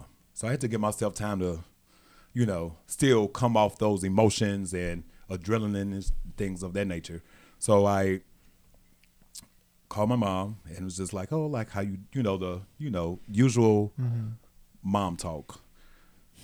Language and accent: English; Gary, Indiana, United States; I grew up right outside of Chicago